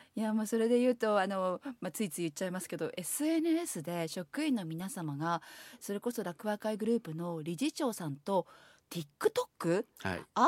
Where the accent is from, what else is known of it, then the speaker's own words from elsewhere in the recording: Shiga, Japan; 私滋賀県人だから